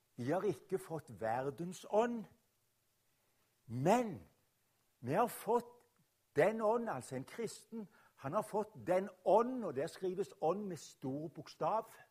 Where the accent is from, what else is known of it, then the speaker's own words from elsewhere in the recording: Rogaland, Norway; also born or lived in Oslo; jeg kommer fra Rogaland